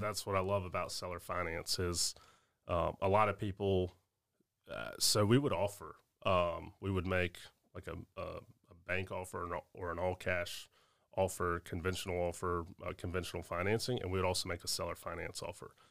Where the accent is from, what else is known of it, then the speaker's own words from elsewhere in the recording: Augusta, Georgia, United States; here in Augusta, my hometown